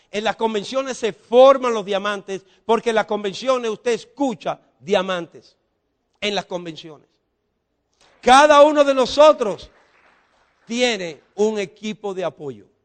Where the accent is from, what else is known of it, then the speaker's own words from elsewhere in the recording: Dominican Republic; Porque en República Dominicana, los dominicanos no lo entendemos.